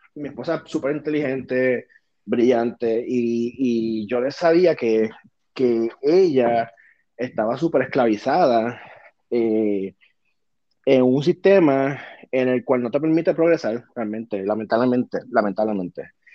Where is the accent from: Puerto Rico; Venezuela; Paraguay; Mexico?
Puerto Rico; moved away as an adult; now in United States; yo soy súper puertorriqueño, súper boricua